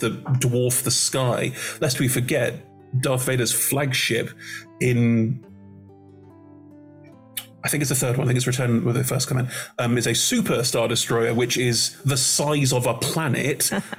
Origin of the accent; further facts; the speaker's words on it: Germany; I'm German. I was born and raised in Germany.